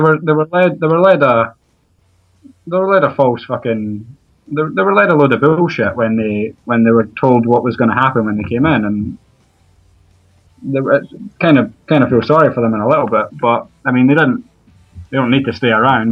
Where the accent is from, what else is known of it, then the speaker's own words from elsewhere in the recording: Edinburgh, Scotland, United Kingdom; I'm from Edinburgh, and I work right across the road from Hearts Stadium